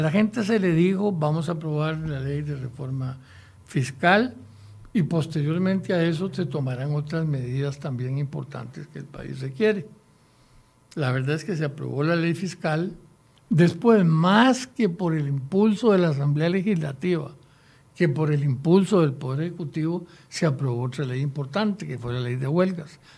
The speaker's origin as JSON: {"language": "Spanish", "country": "Costa Rica", "said": "me siento obligado como costarricense a contribuir en lo que yo pueda."}